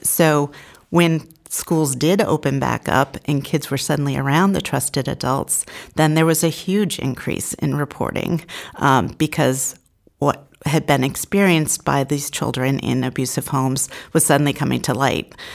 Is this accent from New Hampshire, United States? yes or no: yes; Portsmouth, New Hampshire, United States; I grew up in the Seacoast area